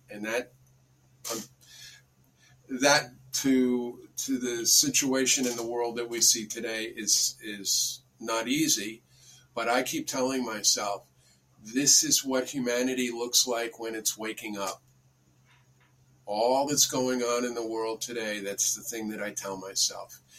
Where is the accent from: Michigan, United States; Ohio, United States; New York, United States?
New York, United States; Bedford; I grew up in Bedford, New York